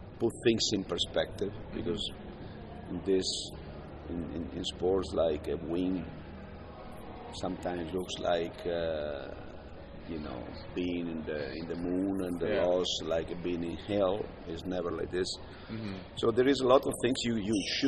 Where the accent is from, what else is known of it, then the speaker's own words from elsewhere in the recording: Brescia, Lombardy, Italy; In Brescia, yes, yeah. my hometown.